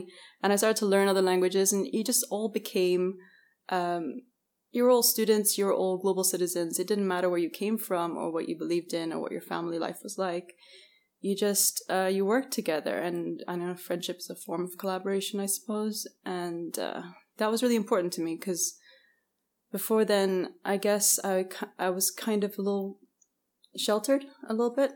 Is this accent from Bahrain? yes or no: yes; Bahrain; also born or lived in Canada / United Kingdom / Scotland; my father's English, my mother's Bahraini, but I grew up in Bahrain.